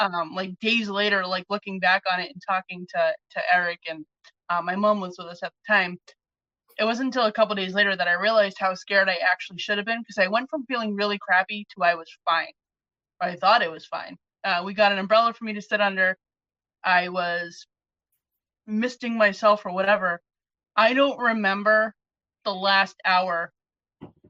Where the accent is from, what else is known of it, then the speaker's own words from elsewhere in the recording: New England, United States; I'm a New England girl, born, raised, never lived anywhere hotter than this